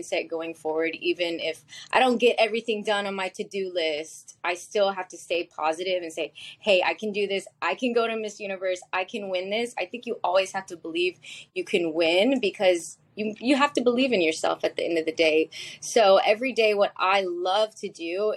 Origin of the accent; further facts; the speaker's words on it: Texas, United States; So I grew up in Texas, but my dad is from Manila, Philippines